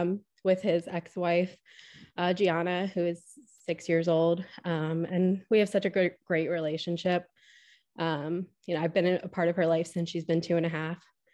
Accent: Pennsylvania, United States; So I grew up in Pennsylvania. I actually went to a small Catholic school to start off

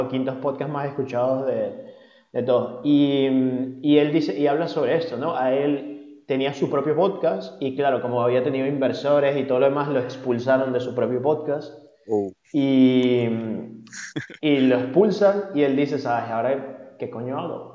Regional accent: Venezuela; now in Spain

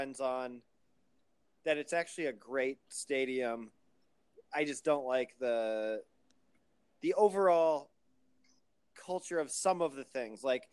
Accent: Muscatine, Iowa, United States; my hometown of Muscatine, Iowa

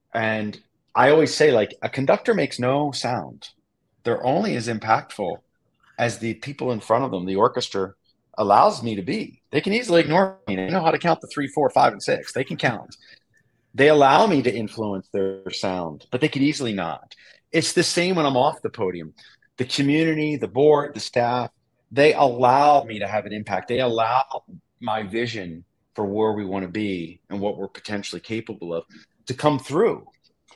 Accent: Philadelphia, Pennsylvania, United States; now in Helena, United States; I'm from Philadelphia, but I live in Helena, Montana

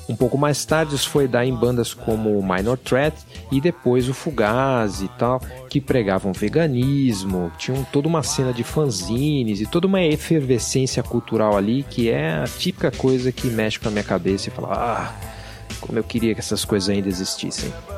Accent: São Paulo, Brazil; na cidade de São Paulo, onde eu cresci

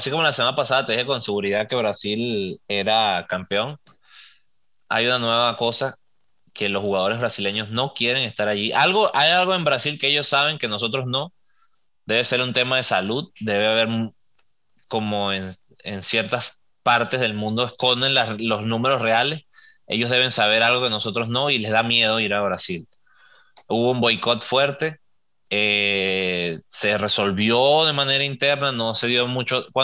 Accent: Venezuela; Yo nací en Venezuela, mi país es Venezuela. Tengo mis diferencias políticas que ni las voy a mencionar

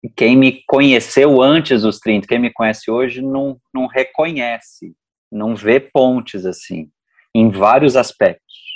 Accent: Uberaba, Minas Gerais, Brazil; Eu sou do interior de Minas, Uberaba

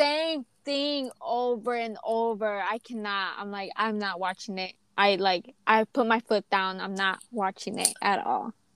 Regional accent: United States; i grew up always supporting my home my home country the us

